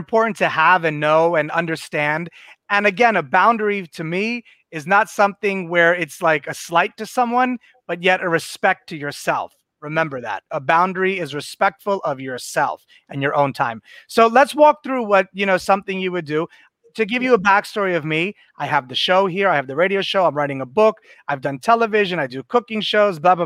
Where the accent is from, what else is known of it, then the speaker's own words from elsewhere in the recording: New York City, New York, United States; I'm a New Yorker born, you know, like I am street smart.